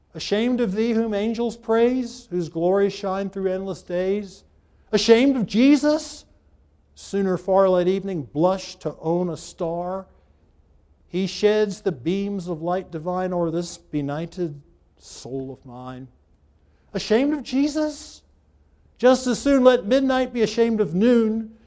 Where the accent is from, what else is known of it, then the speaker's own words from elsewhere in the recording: United States; I was born in America